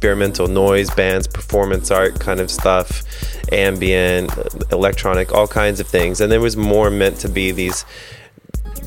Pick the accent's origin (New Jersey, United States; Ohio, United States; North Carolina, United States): North Carolina, United States; growing up in North Carolina, I didn't really know that many musicians